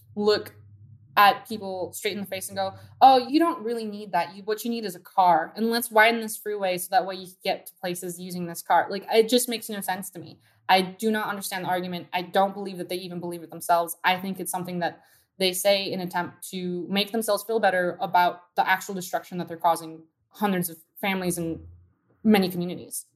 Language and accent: English; Downey, California, United States; I grew up in Downey next to a freeway